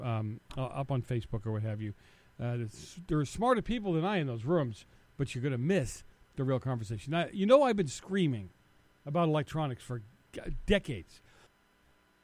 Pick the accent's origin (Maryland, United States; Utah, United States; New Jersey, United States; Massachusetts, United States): Massachusetts, United States; Boston; I'm from Boston.